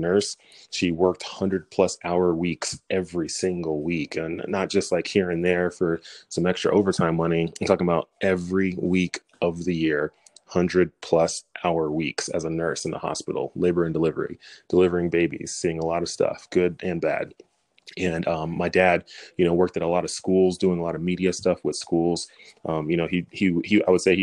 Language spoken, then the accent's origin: English; Dallas, Texas, United States; originally I'm from Dallas, Texas